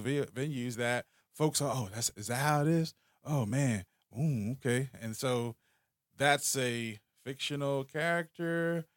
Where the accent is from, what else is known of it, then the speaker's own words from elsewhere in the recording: Philadelphia, Pennsylvania, United States; I was born and raised in North Philly.